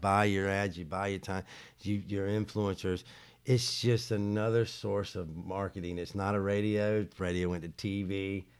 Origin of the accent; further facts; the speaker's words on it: Charlotte, North Carolina, United States; I'm from Charlotte